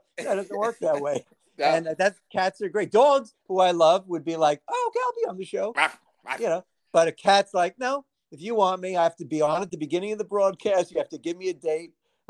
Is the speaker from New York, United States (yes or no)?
yes; New York City, New York, United States; born or raised there